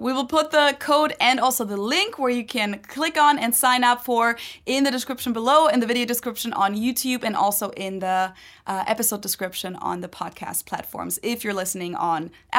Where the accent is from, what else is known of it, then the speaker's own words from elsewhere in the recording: Germany; because I feel like growing up in Germany as mm-hmm. like a kid and teenager, I wasn't really aware of that.